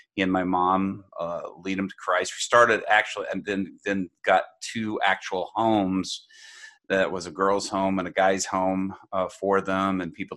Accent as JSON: {"language": "English", "town": "Dallas", "region": "Texas", "country": "United States", "tie": "born or raised there", "also_born_or_lived": "Japan"}